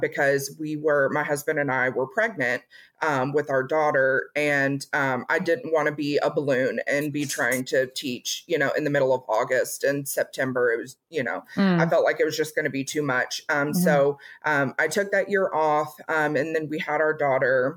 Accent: Tennessee, United States; also born or lived in Atchison, Kansas; I grew up, I'm originally from Kansas, from Atchison, Kansas, but I went to elementary school. I started in the third grade in Tennessee. And so that's where I went to junior high and high school as well

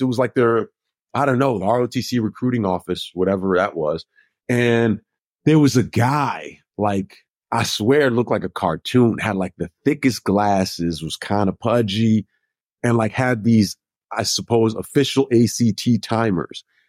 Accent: Minnesota, United States; moved away; I'm from Minnesota

